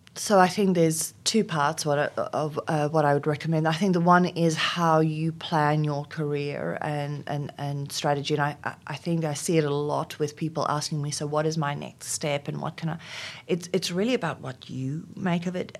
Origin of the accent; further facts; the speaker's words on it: South Africa; first language Afrikaans; English is a second language; moved away as an adult; now in Australia; in South Africa at the time, uh, growing up in, um, during apartheid